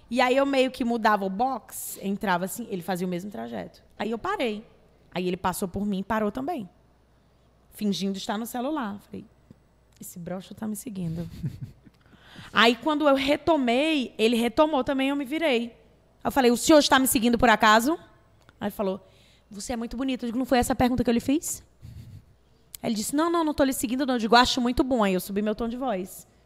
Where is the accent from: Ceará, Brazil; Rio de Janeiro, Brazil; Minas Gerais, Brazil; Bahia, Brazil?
Ceará, Brazil; Fortaleza; Eu sou natural de Fortaleza.